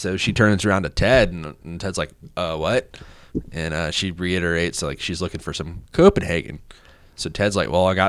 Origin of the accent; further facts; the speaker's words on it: Florida, United States; now in Clarksville, United States; I'm like, you know, from Florida.